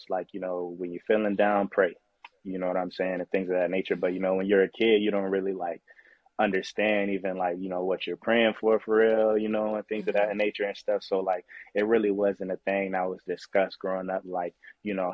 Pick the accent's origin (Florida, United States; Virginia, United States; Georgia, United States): Florida, United States; Winter Haven; I'm from Winter Haven, Florida